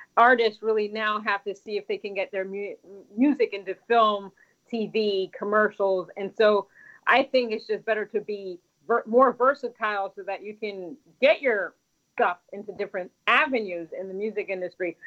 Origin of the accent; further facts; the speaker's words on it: Washington, District of Columbia, United States; I was born in America in Washington D.C., but my my parents were born in Haiti